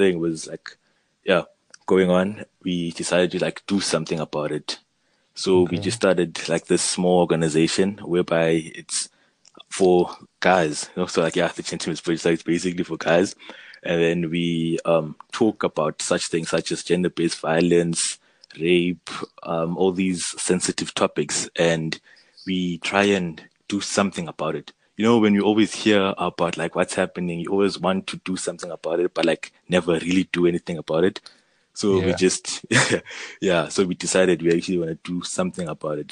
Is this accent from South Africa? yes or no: yes; Elwell North, Eastern Cape, South Africa; I'm from Elwell North, which is a small town in the Eastern Cape